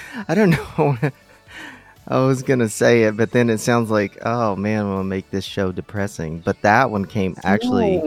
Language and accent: English; Kentucky, United States; also born or lived in San Francisco; now in Los Angeles, United States; I'm from Kentucky